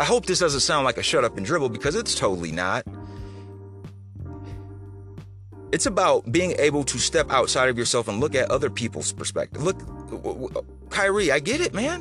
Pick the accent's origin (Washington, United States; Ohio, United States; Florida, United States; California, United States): Ohio, United States; moved away as an adult; also born or lived in Houston, Texas; I'm from Ohio. Born and raised. Proud of it. And then in my early 20s, I had to move to Houston, Texas for better opportunity